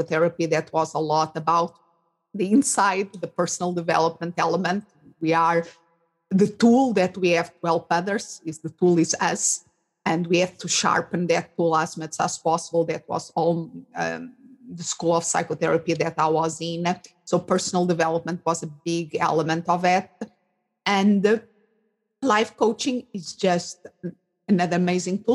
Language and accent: English; Portugal; English is a second language; moved away as an adult; also born or lived in England / Spain; now in Phoenix, United States; I'm originally from Portugal. So I raised and I did my studies there.